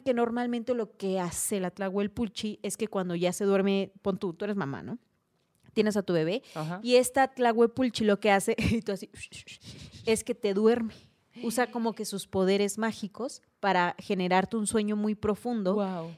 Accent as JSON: {"language": "Spanish", "region": "Oaxaca", "country": "Mexico", "said": "en culturas como la oaxaqueña, los zapotecos allá en mi rancho"}